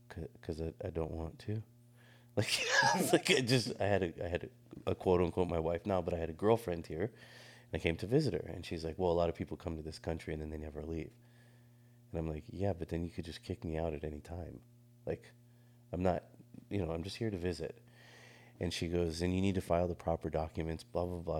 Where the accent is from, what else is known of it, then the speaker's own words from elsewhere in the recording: Monterey, California, United States; moved away; my hometown, like, Monterey